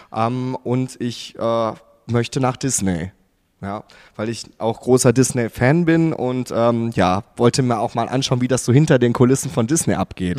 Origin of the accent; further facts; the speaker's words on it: Gelsenkirchen, North Rhine-Westphalia, Germany; moved away as an adult; also born or lived in Wattenscheid; now in Baden-Württemberg, Germany; eigentlich bin ich äh, gebürtiger Gelsenkirchener und komme aus dem wunderschönen Ruhrgebiet